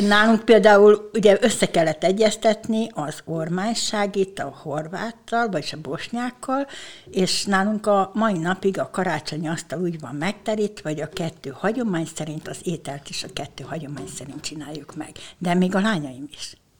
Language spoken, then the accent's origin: Hungarian; Ormánság, Baranya, Hungary; also born or lived in Bogádmindszent; Én ugye ormánysági lány vagyok